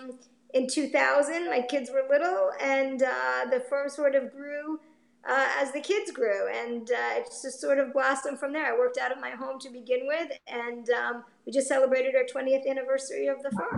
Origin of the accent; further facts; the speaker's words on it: Coral Springs, Florida, United States; moved away as an adult; also born or lived in Binghamton, New York / Chicago; We were there for 5 years and loved it. And and then moved home actually, because I grew up down here. I grew up in Coral Springs.